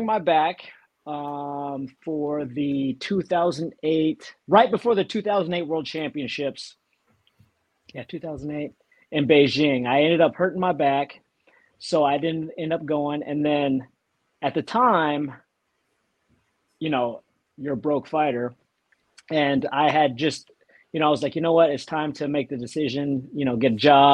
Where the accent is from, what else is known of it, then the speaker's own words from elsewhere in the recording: Texas, United States; moved away as an adult; also born or lived in Lubbock, Texas; now in Tampa area, United States; So I'm from Texas.